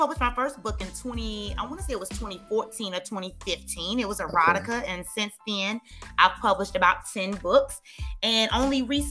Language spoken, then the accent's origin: English; Atlanta, Georgia, United States; I'm born and raised here in Atlanta, you know, purebred Georgia Peach